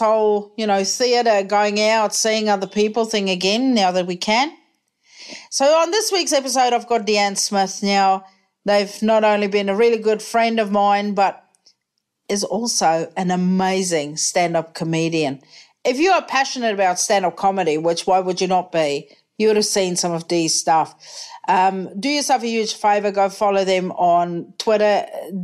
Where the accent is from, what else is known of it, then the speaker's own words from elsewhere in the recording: New Zealand; also born or lived in United States / United Kingdom; I identify as a Kiwi